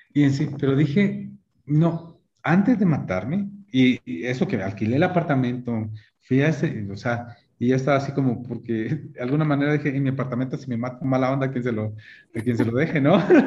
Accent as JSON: {"language": "Spanish", "country": "Guatemala", "also_born_or_lived": "Michigan, United States", "moved": "as an adult", "said": "regresar a Guatemala"}